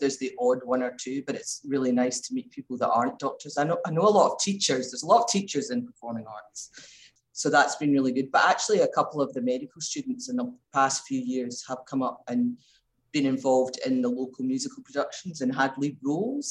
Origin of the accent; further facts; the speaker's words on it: Glasgow, Scotland, United Kingdom; moved away as an adult; also born or lived in Melbourne, Australia; now in Mildura, Australia; So I came from Glasgow, which was a big city. I moved out to Australia.